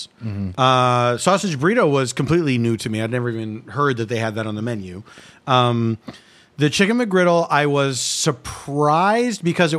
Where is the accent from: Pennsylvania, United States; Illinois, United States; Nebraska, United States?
Pennsylvania, United States; Philadelphia; moved away; it was not something I grew up with in Philadelphia.